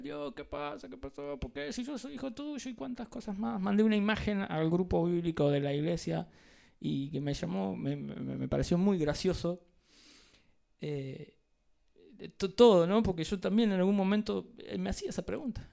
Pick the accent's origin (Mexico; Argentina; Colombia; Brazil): Argentina; como latinos, argentinos